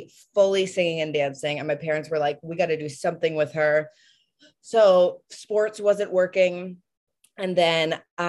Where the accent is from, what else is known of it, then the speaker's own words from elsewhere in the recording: Hartford, Connecticut, United States; moved away as an adult; I'm from Hartford, Connecticut.